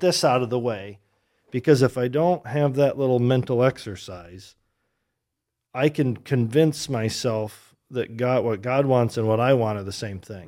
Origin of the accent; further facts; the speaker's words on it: Michigan, United States; moved away as an adult; also born or lived in Oregon; now in Grand Rapids, United States; I grew up in Michigan